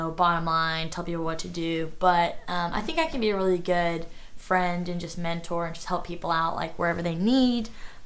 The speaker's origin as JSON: {"language": "English", "town": "Fort Worth", "region": "Texas", "country": "United States", "tie": "born or raised there", "moved": "as an adult", "lives_now": "Norman, United States", "said": "Fort Worth, Texas, my hometown."}